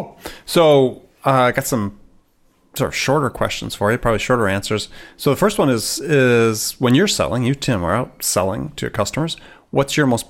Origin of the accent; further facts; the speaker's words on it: Midwest, United States; growing up in the Midwest